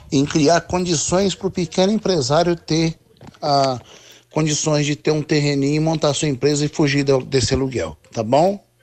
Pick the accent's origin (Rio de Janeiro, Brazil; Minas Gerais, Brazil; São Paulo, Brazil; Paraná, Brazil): Paraná, Brazil; Londrina; olha, eu sou nascido em Londrina, me criado em Londrina.